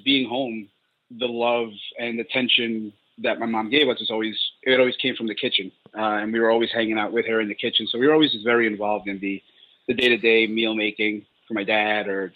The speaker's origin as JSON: {"language": "English", "town": "New York City", "region": "New York", "country": "United States", "tie": "born or raised there", "also_born_or_lived": "Colombia", "moved": "as an adult", "said": "I was born in Colombia in South America, and we moved here when I was 3 years old. So I moved here in 88, moved to New York City, and I was raised in Queens and never left until 4 years ago."}